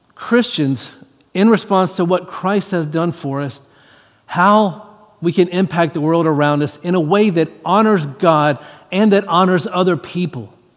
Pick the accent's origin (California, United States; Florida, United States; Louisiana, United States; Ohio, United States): Louisiana, United States; I grew up in Louisiana, I grew up in the South